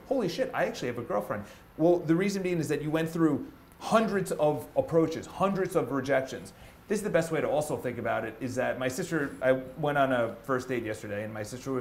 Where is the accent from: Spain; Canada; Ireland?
Ireland; I'm Irish. It's in my family